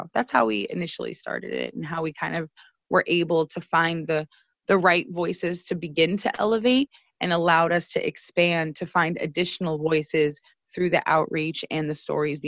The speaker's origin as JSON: {"language": "English", "town": "Sacramento", "region": "California", "country": "United States", "said": "I'm Mexican, you know, I'm a woman, there's different intersections that I happen across. I come from Oak Park, which is a marginalized community here in Sacramento, which is now being gentrified."}